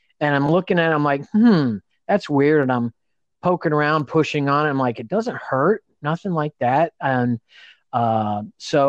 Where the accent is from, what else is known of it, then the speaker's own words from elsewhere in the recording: Indiana, United States; now in California, United States; I've got a house and a wife in California. We're both from Indiana